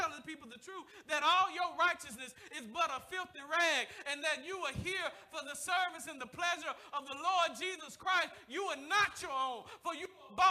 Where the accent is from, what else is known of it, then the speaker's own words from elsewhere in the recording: the South, United States; I'm from the South.